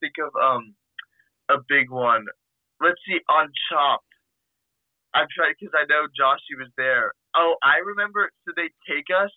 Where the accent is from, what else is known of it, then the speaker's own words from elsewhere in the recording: outside the D.C. area, Virginia, United States; I was born and raised outside of the D.C. area in Virginia. And I've lived here my whole life.